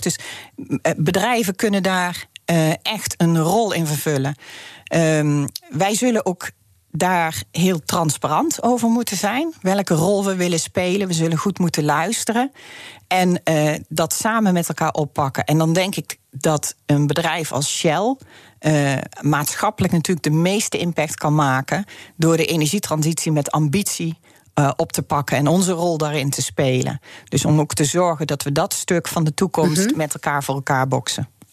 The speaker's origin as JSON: {"language": "Dutch", "country": "Netherlands", "said": "wij als Nederlanders"}